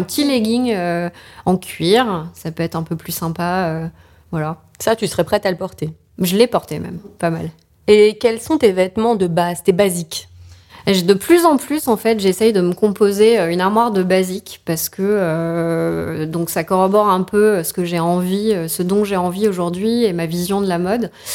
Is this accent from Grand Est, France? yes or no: no; Paris region, Île-de-France, France; also born or lived in Albi; now in Paris, France; je suis parisienne de cœur en réalité et pas de naissance. Euh, ma famille est parisienne, mais mon père a trouvé son premier job à côté de Toulouse. Donc je suis albigeoise